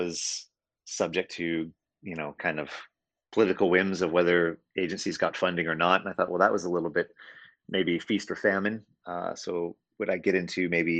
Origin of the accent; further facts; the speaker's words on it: Silicon Valley, California, United States; I grew up in Silicon Valley, so in California.